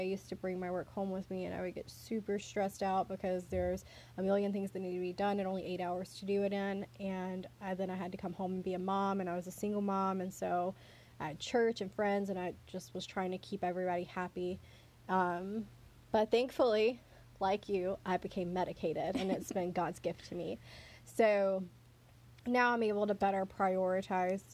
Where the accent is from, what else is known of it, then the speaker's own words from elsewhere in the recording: the South, Southern United States, United States; accent: southern; country accent; that's the southern in us